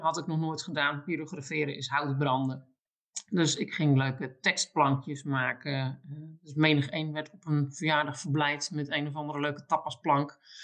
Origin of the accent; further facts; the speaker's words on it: Alblasserwaard, South Holland, Netherlands; ik woon mijn hele leven al in de Alblassenwaardse polder